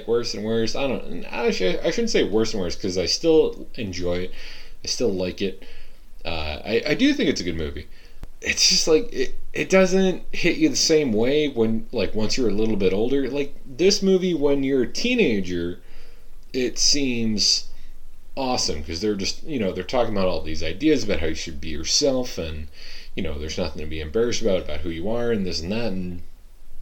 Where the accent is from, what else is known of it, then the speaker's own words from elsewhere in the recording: Massachusetts, United States; moved away as an adult; also born or lived in Michigan; growing up in Massachusetts